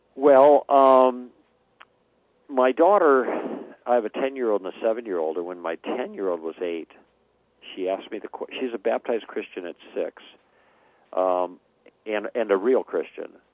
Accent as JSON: {"language": "English", "town": "Chicago", "region": "Illinois", "country": "United States", "tie": "born or raised there", "also_born_or_lived": "Los Angeles", "moved": "as an adult", "said": "we grew up in Chicago"}